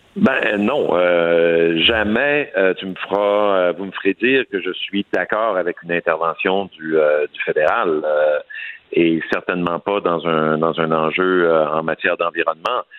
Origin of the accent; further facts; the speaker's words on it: Saguenay, Quebec, Canada; chez moi au Saguenay